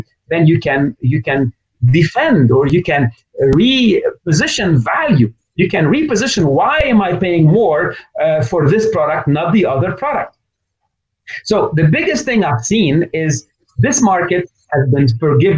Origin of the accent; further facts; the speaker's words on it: Lebanon; moved away; also born or lived in North America; I grew up in Lebanon, but I've been educated and had my business in North America